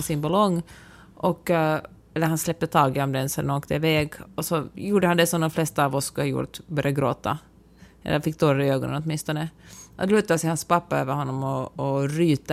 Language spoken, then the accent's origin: Swedish; Finland; moved away as an adult; now in California, United States; hemma i Finland